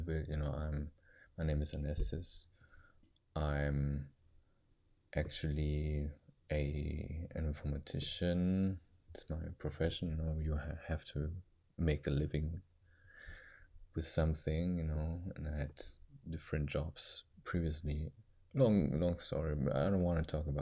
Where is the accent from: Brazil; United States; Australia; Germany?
Germany; English is a second language; I'm actually a second or third generation kid that was born actually in Germany